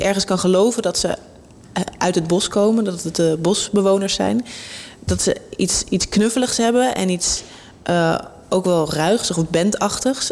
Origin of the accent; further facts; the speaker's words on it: Amsterdam, North Holland, Netherlands; ik ben in Amsterdam opgegroeid